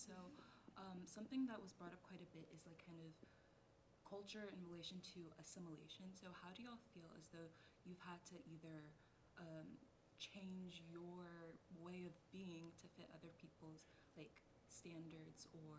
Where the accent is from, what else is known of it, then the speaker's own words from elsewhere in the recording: Nigeria; for me personally, as a Black minority and also as a Nigerian minority, I want so much to share my culture with other people now